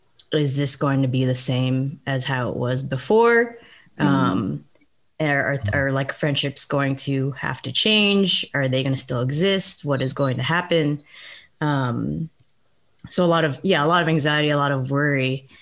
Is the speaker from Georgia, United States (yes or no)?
yes; Atlanta, Georgia, United States; moved away as an adult; also born or lived in Texas; I'm from Atlanta, but I lived in Texas for a while.